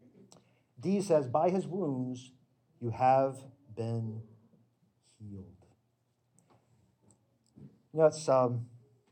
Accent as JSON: {"language": "English", "region": "the South", "country": "United States", "tie": "born or raised there", "said": "I grew up religious in the South"}